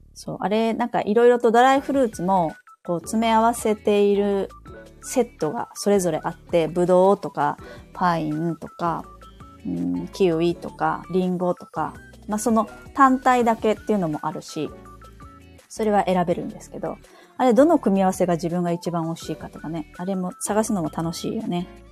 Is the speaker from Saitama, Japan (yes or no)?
yes; Saitama, Japan; 私の地元は埼玉なんです